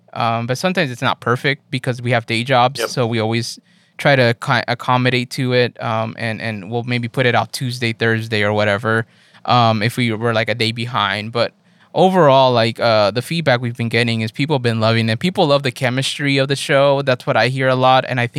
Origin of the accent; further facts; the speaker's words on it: Los Angeles, California, United States; I area moved around a lot, though, but I grew up in MacArthur Park mostly. As a teenager, Echo Park. As a kid, actually, like in middle school, it was like middle school was MacArthur Park.